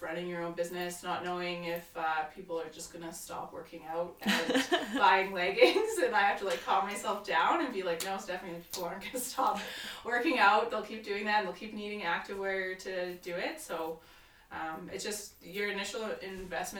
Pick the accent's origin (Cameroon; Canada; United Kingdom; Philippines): Canada; Calgary, Alberta; also born or lived in Victoria; I'm from Calgary